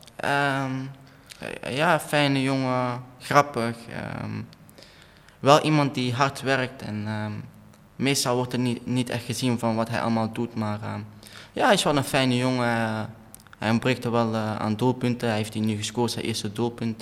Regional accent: Antwerp, Flanders, Belgium; accent: Belgian; also born or lived in Kerkrade; Ja, ik ben eh, geboren in Antwerpen. Ik ben daar nog steeds woonachtig

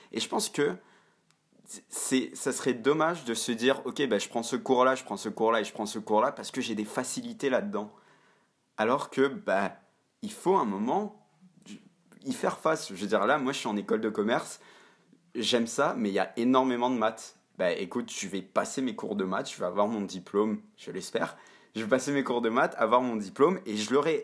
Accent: Montreal, Quebec, Canada; je suis passé par le système français à Montréal. Donc, j'ai fait mon lycée

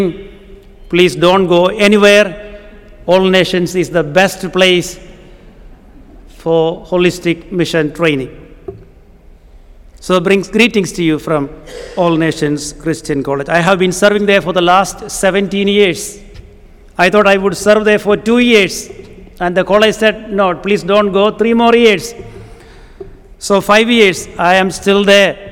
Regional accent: Kerala, India; first language Malayalam; English is a second language; I come from a state called Kerala in South India

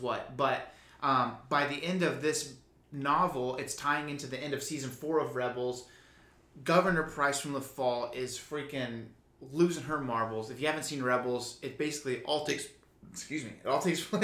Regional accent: Houston, Texas, United States; we're from Houston

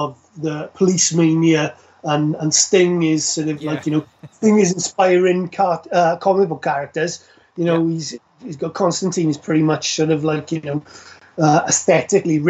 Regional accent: South Wales, United Kingdom; We are from South Wales

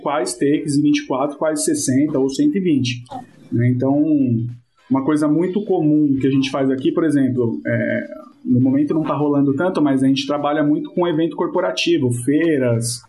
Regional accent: São Paulo, Brazil; sou de São Paulo

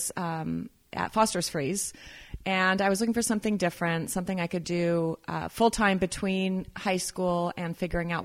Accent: California, United States; also born or lived in Idaho / Los Angeles, California / Berkeley, California; I was born and raised in California, but I was living up in Idaho

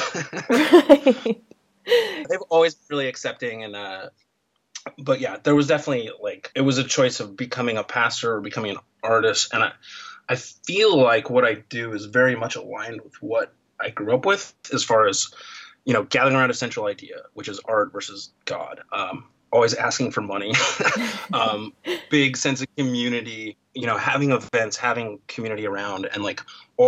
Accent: Portland, Oregon, United States; moved away as an adult; also born or lived in Akron, Ohio; now in Seattle, United States; I was born in Akron, Ohio in 1976. My parents moved to Portland pretty much immediately

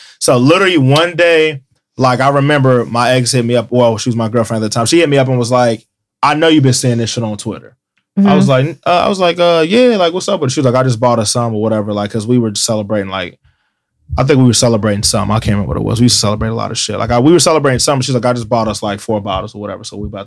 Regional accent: Cincinnati, Ohio, United States; I'm from Cincinnati.

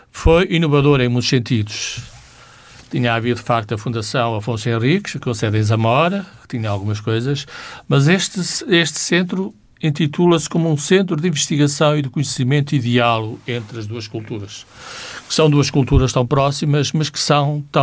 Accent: Barca d'Alva, Guarda, Portugal; E eu que vivi numa, numa aldeia de fronteira, não é? Sou de uma aldeia de fronteira, sou de Barca d'Alva

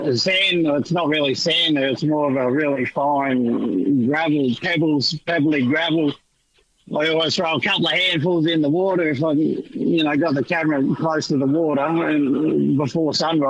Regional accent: Northern Territory, Australia; I grew up in the Territory, so I'm pretty croc-wise

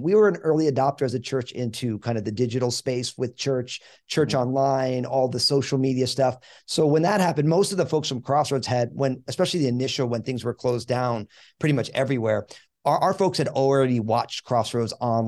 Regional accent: New Jersey, United States; I'm born and raised in New Jersey

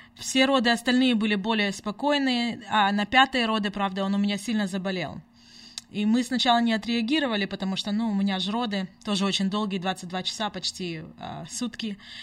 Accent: United States; also born or lived in Simferopol, Crimea / Washington state; now in Sacramento, United States; Мы здесь выросли в Америке, мы уже здесь обои 25 лет.

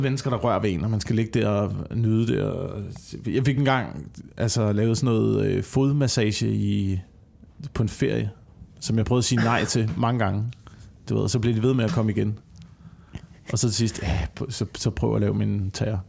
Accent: Vemmelev area, Zealand, Denmark; born or raised there; moved away; also born or lived in Sønderborg

